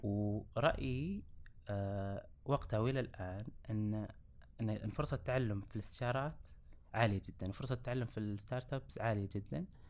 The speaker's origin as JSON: {"language": "Arabic", "town": "Riyadh", "region": "Riyadh Province", "country": "Saudi Arabia", "tie": "born or raised there", "said": "درست كامل حياتي في مدينة الرياض"}